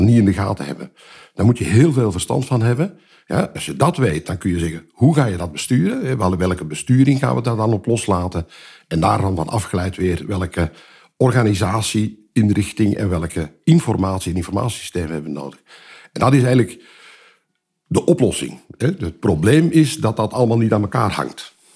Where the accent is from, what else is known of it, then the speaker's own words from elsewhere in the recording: Belgium; ik ben Belg